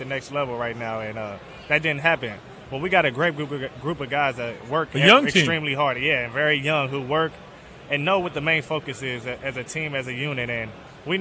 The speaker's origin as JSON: {"language": "English", "region": "northern Kentucky", "country": "United States", "said": "I'm from northern Kentucky, right across the bridge from Cincinnati"}